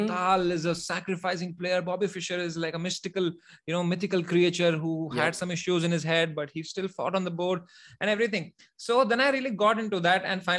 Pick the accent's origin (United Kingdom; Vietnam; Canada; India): India; Jammu and Kashmir; English is a second language; Actually, I'm from Kashmir.